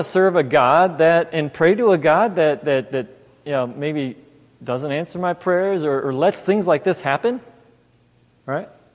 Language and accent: English; Los Angeles, California, United States; also born or lived in New York; now in Mansfield, United States; I grew up in California, L.A. area. Was in first it was Torrance, then South Bay, South Bay, La Puente.